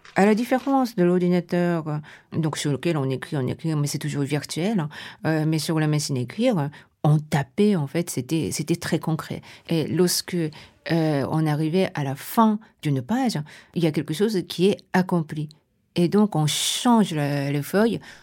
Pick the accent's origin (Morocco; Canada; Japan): Japan; Tokyo; French is a second language; moved away as an adult; now in Paris, France; je suis japonaise, je suis née à Tokyo et ça fait une vingtaine d'années que je suis à Paris